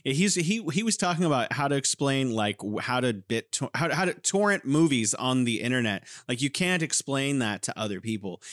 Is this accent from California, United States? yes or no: yes; San Francisco, California, United States; moved away as an adult; also born or lived in South Korea; now in Wuhan, China; my hometown san francisco